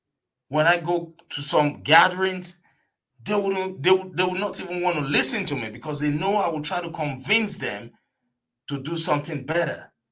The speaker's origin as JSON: {"language": "English", "country": "Nigeria", "moved": "yes", "lives_now": "United States", "said": "an immigrant from Nigeria"}